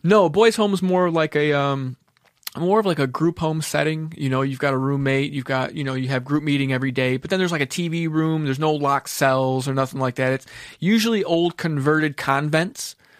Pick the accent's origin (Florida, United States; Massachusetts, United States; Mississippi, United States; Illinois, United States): Florida, United States; Kendall; also born or lived in Mount Clemens, Michigan / Homestead, Florida; once we moved to Kendall, that's when I was, like, started becoming, like, into my teen years